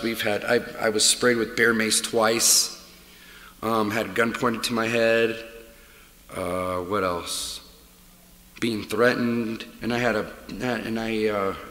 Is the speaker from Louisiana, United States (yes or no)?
no; Omaha, Nebraska, United States; moved away as an adult; now in Colorado, United States; I grew up in North Omaha